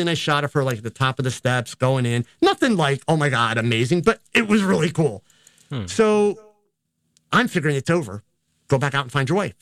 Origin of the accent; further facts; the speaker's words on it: United States; being an American